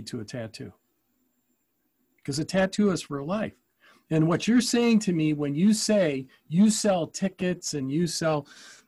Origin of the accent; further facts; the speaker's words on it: Ann Arbor, Michigan, United States; When I was growing up in Ann Arbor